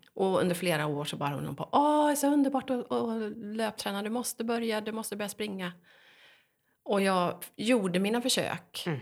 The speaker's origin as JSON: {"language": "Swedish", "area": "Västergötland", "region": "Västra Götaland", "country": "Sweden", "moved": "yes", "lives_now": "Stockholm, Sweden", "said": "jag är ju västgöte"}